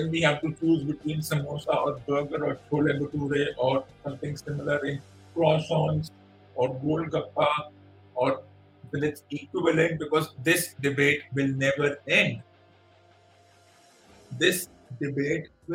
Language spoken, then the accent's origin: English; India